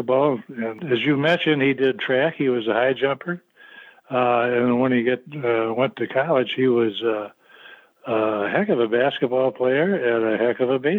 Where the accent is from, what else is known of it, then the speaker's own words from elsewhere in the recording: Toledo, Ohio, United States; I grew up in Toledo, Ohio, and I had a grandfather that just loved baseball